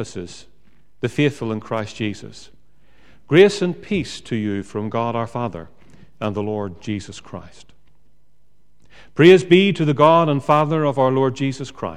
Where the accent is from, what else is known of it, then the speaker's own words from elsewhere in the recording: Northern Ireland, United Kingdom; I come from Northern Ireland.